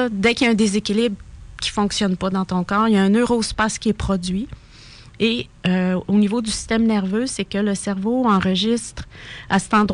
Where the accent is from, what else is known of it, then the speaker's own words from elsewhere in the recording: Sainte-Marie, Quebec, Canada; je suis native de Sainte-Marie-en-Beauce